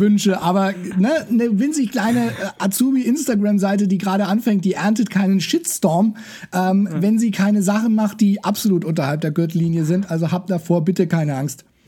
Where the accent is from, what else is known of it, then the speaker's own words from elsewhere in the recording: Nuremberg, Bavaria, Germany; Ich bin äh, Nürnberger